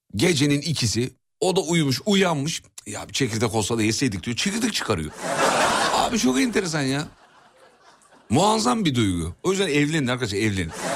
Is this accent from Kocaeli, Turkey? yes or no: yes; Kocaeli, Turkey; Canım Kocaeli'm. Saygılar memleketime.